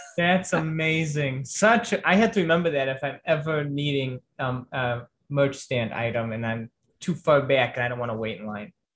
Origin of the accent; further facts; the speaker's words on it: Chicago, Illinois, United States; moved away; my hometown